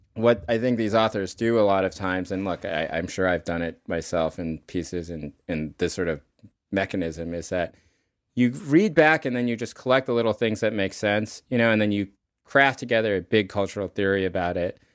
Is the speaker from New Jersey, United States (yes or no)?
no; North Carolina, United States; we grew up in North Carolina